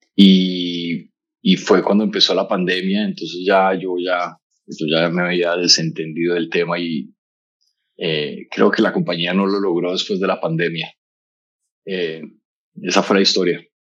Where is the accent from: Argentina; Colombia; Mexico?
Colombia; also born or lived in Bogotá; Yo soy colombiano